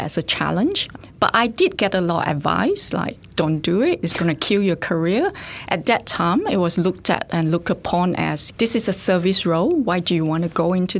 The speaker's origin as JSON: {"language": "English", "country": "Singapore", "tie": "born or raised there", "moved": "yes", "lives_now": "Australia", "said": "So I actually grew up in Singapore and I did part of my studies in Singapore"}